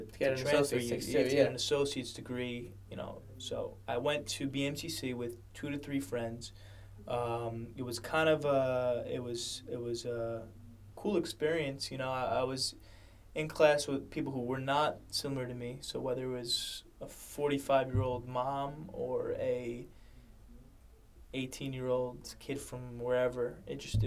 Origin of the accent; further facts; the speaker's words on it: New York City, New York, United States; born and raised in Brooklyn